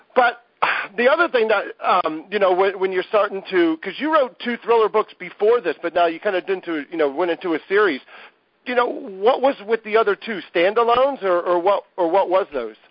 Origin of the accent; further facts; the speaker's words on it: Ohio, United States; I grew up in the Midwest in Ohio